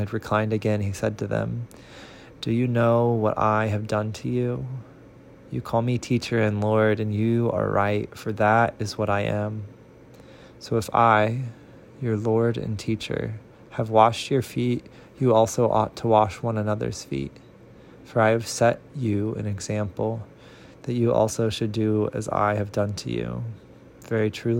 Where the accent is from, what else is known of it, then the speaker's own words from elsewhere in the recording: Central Illinois, United States; now in Nashville, United States; a person born and raised in Central Illinois, reading from Nashville, Tennessee.